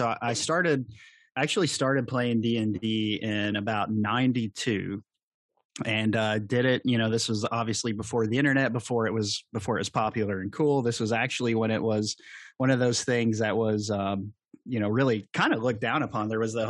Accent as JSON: {"language": "English", "region": "Kentucky", "country": "United States", "accent": "Southern drawl", "said": "Well, to explain the Southern draw, I'm from the Appalachian area, southeastern Kentucky."}